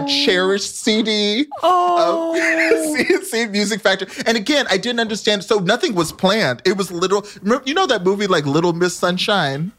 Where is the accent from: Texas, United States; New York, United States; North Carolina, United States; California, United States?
Texas, United States; Dallas; I grew up in Dallas, Texas